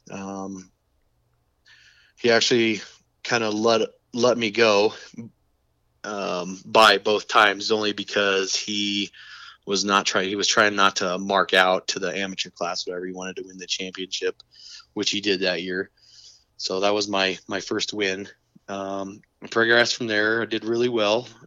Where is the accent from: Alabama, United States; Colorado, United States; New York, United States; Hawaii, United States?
Colorado, United States; my dad has always been into drag racing, and I grew up around Bandimere Speedway and and uh, going to the drag races and stuff.